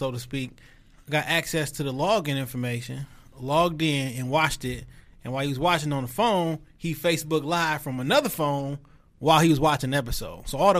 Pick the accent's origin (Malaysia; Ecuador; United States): United States; Detroit, Michigan; Joy Road Evergreen.